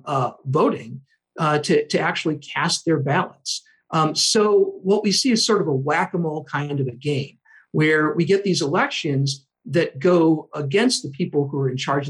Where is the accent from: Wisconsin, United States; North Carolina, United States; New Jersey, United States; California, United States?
Wisconsin, United States; Whitefish Bay; moved away as an adult; also born or lived in Philadelphia / Chicago; I grew up in the Milwaukee area. I grew up in Whitefish Bay, very privileged community